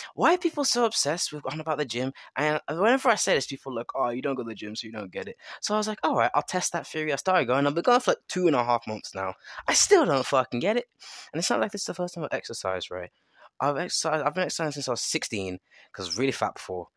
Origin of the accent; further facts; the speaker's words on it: England, United Kingdom; I'm from England